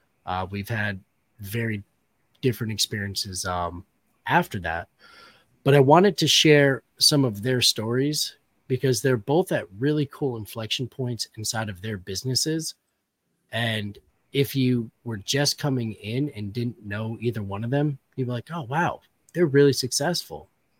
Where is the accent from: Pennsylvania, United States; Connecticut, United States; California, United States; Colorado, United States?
Connecticut, United States; Danbury; Growing up in Danbury, interesting.